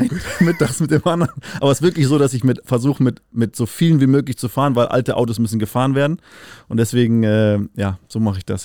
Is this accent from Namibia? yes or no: yes; Windhoek, Khomas, Namibia; now in Germany; Äh, fünfte Generation aufgewachsen in Namibia, äh, geboren äh, in der Hauptstadt, in Windhoek City